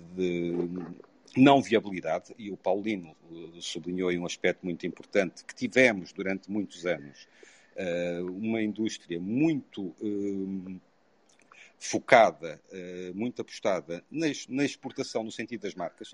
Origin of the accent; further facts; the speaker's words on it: Covilhã, Centro, Portugal; now in Lisbon, Portugal; Sou, apesar de viver há longos anos em Lisboa, sou da Beira Baixa, sou da Covilhã